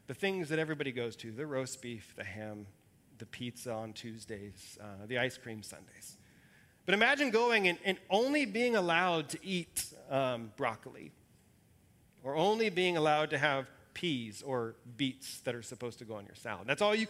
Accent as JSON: {"language": "English", "town": "Salem", "region": "Oregon", "country": "United States", "tie": "born or raised there", "said": "I grew up in Salem"}